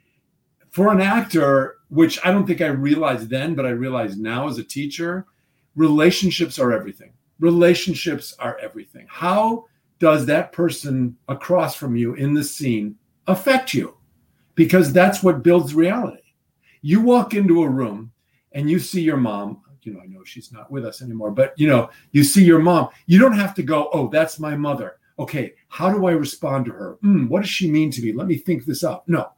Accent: Midwest, United States; You know, I think when you think about growing up in the Midwest, and people say, you know, oh, how do you prepare for a part?

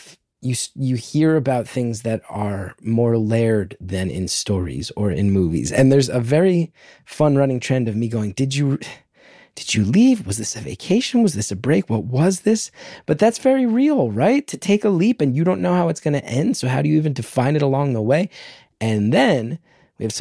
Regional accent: New Jersey, United States; born or raised there

